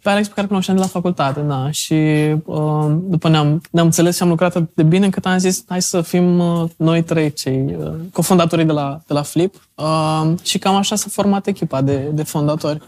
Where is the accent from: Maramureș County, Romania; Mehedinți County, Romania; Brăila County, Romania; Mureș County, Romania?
Brăila County, Romania; Brăila; now in Bucharest, Romania; eu sunt din Brăila, m-am întors înapoi în București